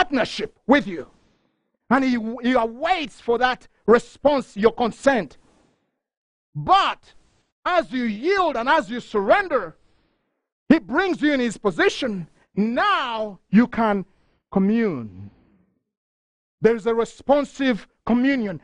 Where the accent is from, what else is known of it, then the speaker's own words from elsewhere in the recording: Uganda; moved away; I'm from Uganda